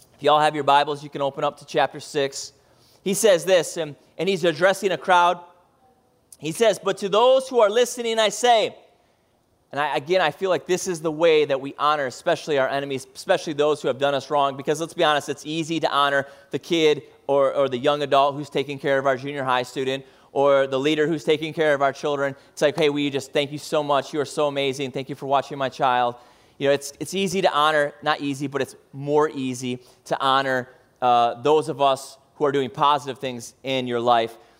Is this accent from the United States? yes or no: yes; Midwest, United States; moved away; I grew up in the Midwest and middle of cornfield.